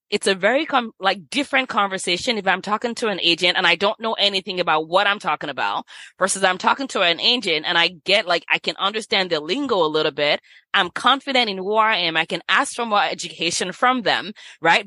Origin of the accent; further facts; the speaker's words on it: Nigeria; moved away as an adult; also born or lived in Los Angeles, United States / San Francisco, United States / New York, United States / Sacramento, United States; I was born in Nigeria, left here when I was eighteen, and lived in L A with some family members